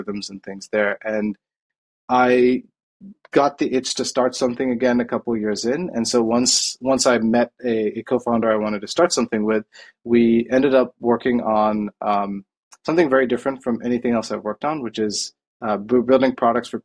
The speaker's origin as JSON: {"language": "English", "town": "Coimbatore", "region": "Tamil Nadu", "country": "India", "tie": "born or raised there", "moved": "yes", "said": "I grew up in Coimbatore in India, which is a town in South India in the state of Tamil Nadu"}